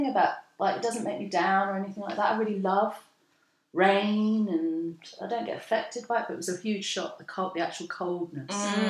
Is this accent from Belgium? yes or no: no; London, United Kingdom; also born or lived in Karachi, Pakistan; I'm an artist and a designer. As we were saying earlier, born and bred in London.